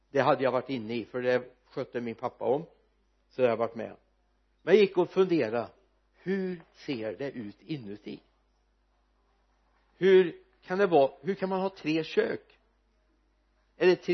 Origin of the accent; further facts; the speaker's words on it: Sweden; vi är uppvuxna i den här kulturkretsen